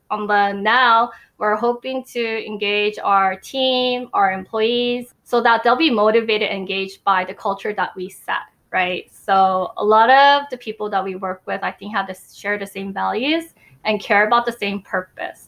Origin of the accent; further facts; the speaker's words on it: United States; I am Asian American